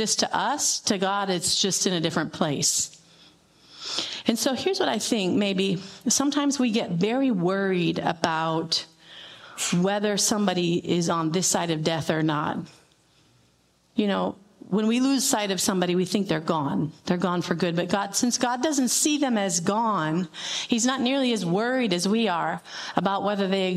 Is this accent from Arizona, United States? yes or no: yes; Tucson, Arizona, United States; I grew up in Tucson